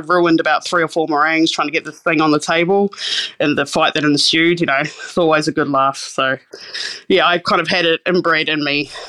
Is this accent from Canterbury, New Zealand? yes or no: yes; Christchurch, Canterbury, New Zealand; I grew up in Osatahi, which is Christchurch in Canterbury, New Zealand. Grew up on the beach there in New Brighton, probably a third or fourth generation New Brighton kid from out there.